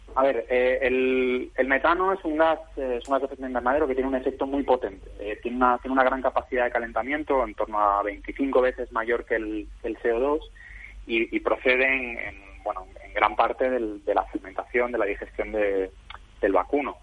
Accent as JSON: {"language": "Spanish", "region": "Valencian Community", "country": "Spain", "said": "siendo valenciano"}